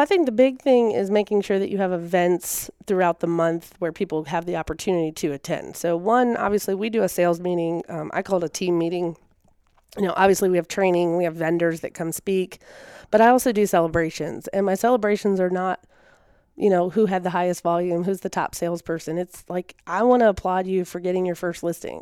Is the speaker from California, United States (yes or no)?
no; Virginia, United States; moved away as an adult; also born or lived in South Carolina; now in Tennessee, United States; I'm from Virginia originally.